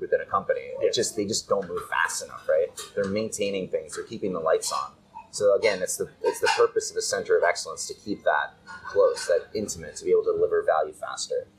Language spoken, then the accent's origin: English; United States; moved away as an adult; now in Japan; as an American